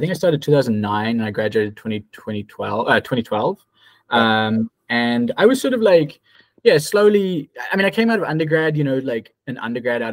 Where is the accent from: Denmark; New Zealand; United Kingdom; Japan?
New Zealand; moved away as an adult; now in New York, United States; So I'm from New Zealand. Well, mostly New Zealand originally